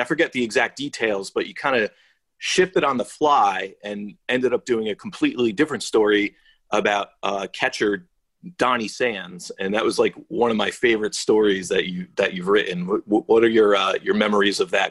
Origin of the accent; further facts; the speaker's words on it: Bridgewater, New Jersey, United States; moved away; the town of Bridgewater, which is in Somerset County, which also happens to be my hometown